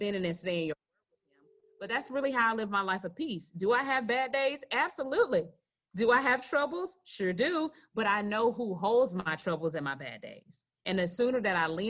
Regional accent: Gadsden County, near Tallahassee, Florida, United States; We grew up in Gadsden County right outside of Tallahassee

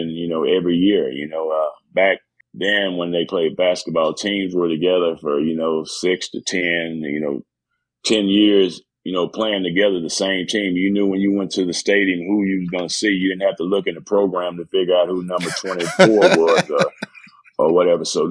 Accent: Texas, United States; I'm from Texas.

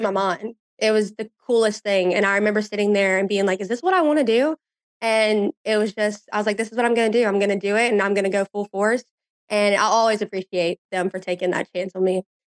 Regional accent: Baton Rouge, Louisiana, United States; moved away as an adult; now in Jackson, United States; Baton Rouge is just such a special place to live. And it's just such a great atmosphere and a great place to grow up

